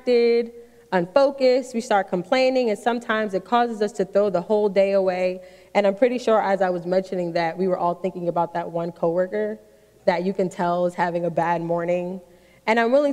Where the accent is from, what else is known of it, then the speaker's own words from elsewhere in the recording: New York City, New York, United States; now in Maryland, United States; I grew up in New York City